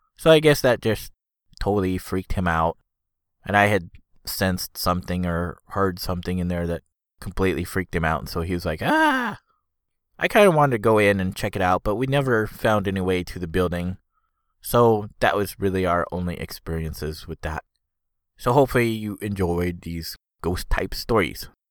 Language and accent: English; Foster City, California, United States; the house we had at the time where I grew up was in Foster City